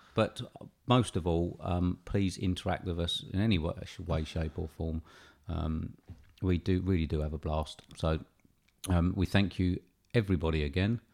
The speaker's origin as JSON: {"language": "English", "country": "United Kingdom", "said": "being British"}